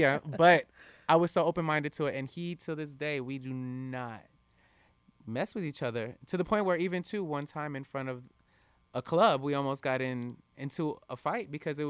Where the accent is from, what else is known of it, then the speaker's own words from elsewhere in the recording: West Palm Beach, Florida, United States; West Palm.